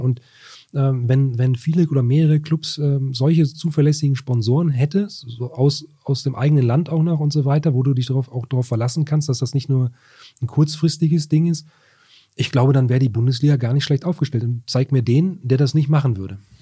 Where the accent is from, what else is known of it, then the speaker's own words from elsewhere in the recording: Wolfsburg, Lower Saxony, Germany; Ich bin ja auch gebürtiger Wolfsburger